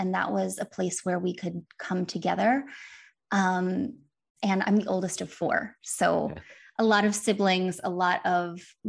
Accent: Wisconsin, United States; And she lived, I grew up in Northern Wisconsin. She lived in Kansas City and she would drive up and visit us for all of the major holidays and in the summer.

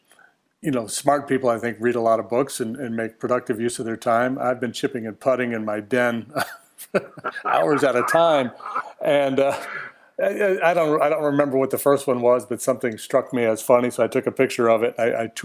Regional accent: Massena, New York, United States; moved away; I grew up in Messina, which right on the Canadian border at the top of New York State

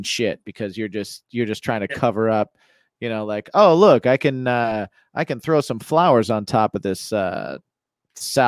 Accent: Indiana, United States; now in New York, United States; I grew up in Indiana, which was just where I grew up was 2 hours south of Chicago and 2 hours north of Indianapolis

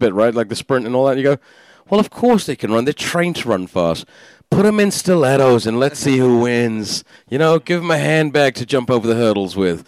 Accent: London, United Kingdom; I was born in Northwest London

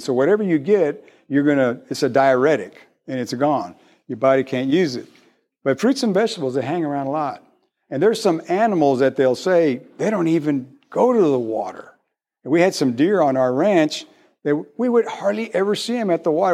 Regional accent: McAllen, Texas, United States; moved away as an adult; I've only been here a year. I come from South Texas, real South Texas in Mac Allen.

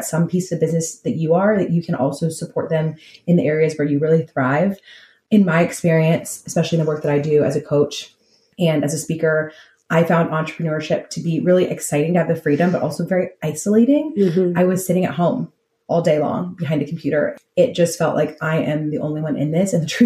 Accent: California, United States; I'm from California

